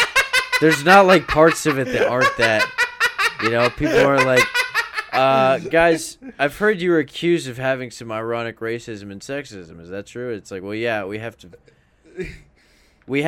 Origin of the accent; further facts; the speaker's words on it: Texas, United States; we're both from Texas. We both got a little honky blood in us